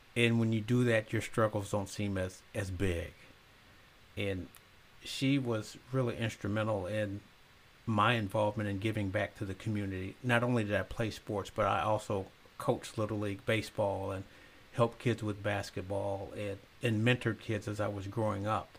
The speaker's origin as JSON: {"language": "English", "town": "Zion", "region": "Illinois", "country": "United States", "tie": "born or raised there", "moved": "yes", "said": "Not only did I move back to Zion, I became the mayor and I live in the house I grew up"}